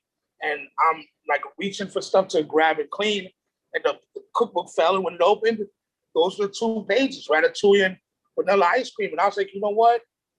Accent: New York City, New York, United States; I'm a normal kid. You know, I look at myself like that from New York City.

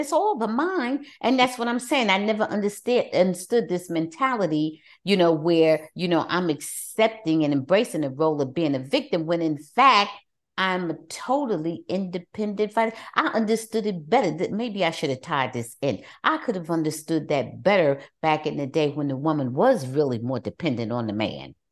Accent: New Jersey, United States; moved away; I'm originally from New Jersey.

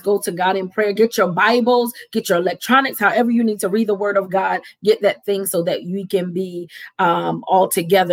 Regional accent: Camden, New Jersey, United States; I am from Camden, New Jersey, and I'm a proud Camden person.

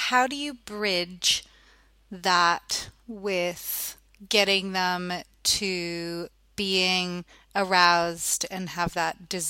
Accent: Ottawa, Ontario, Canada; now in Australia; And I'm from Ottawa and it's like a bilingual part of Canada.

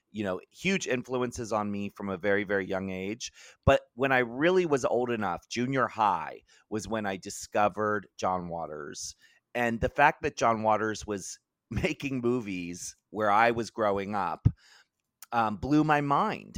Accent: Maryland, United States; I grew up in Maryland

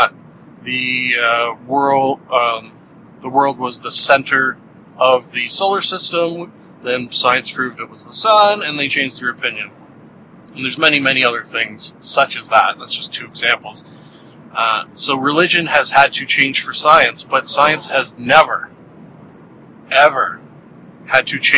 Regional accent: Canada; being a Canadian

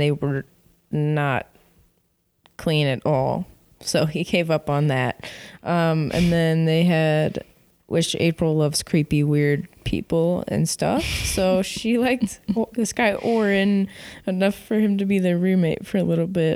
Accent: Chicago, Illinois, United States; now in Los Angeles, United States; I'm from Chicago

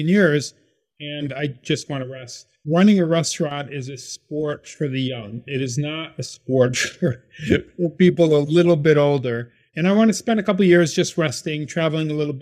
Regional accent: Syracuse, New York, United States; now in Baltimore, United States; I was born and raised in Syracuse, New York

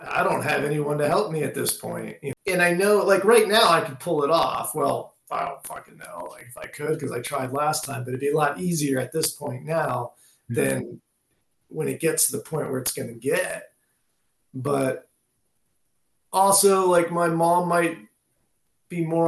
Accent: Canada; now in United States; I am a Canadian citizen

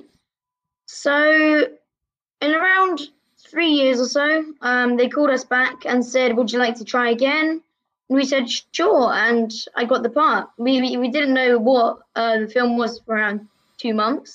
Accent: London, United Kingdom; also born or lived in Russia; we moved to England / London when I was 2 years old

